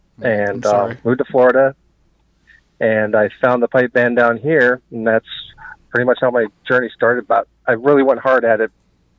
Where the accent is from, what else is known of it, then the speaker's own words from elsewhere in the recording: Canada; now in United States; ton of Canadians, and it's like I'm talking to my family.